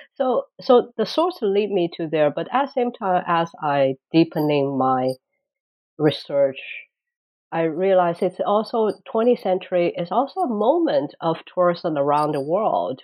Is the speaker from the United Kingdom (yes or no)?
no; Shanghai, China; moved away as an adult; now in Boston, United States; I came from Shanghai. actually born in Shanghai. went to college in Shanghai. Kind of never left the town until I graduated college